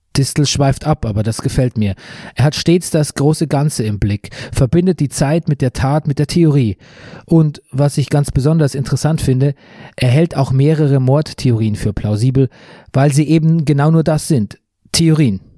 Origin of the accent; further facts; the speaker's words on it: Bavaria, Germany; mitten in meiner Heimat Bayern